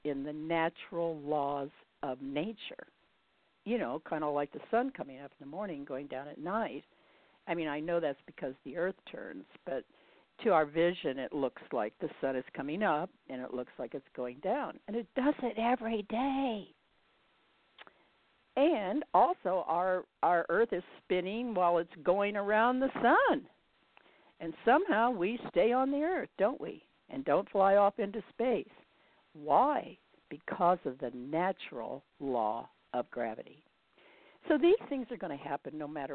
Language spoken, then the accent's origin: English; Indianapolis, Indiana, United States; moved away; I'm from Indianapolis originally